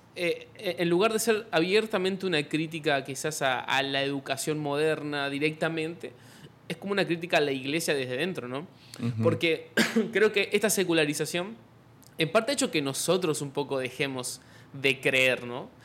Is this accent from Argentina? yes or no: yes; Argentina; yo soy youtuber argentino